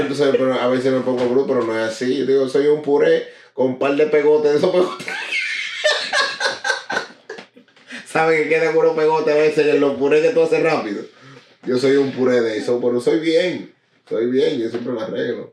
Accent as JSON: {"language": "Spanish", "town": "Newark", "region": "New Jersey", "country": "United States", "said": "represento Nual, Brick City."}